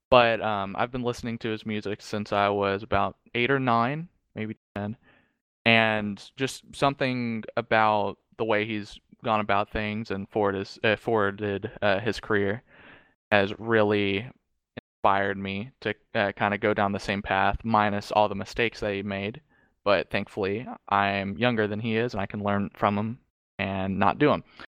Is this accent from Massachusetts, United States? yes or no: no; Charlotte, North Carolina, United States; I am from Charlotte, so, like, I go down there, um, quite frequently